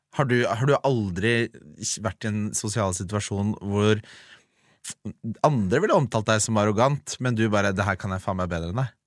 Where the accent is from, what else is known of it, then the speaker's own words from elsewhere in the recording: Ski, Akershus, Norway; jeg er jo fra Ski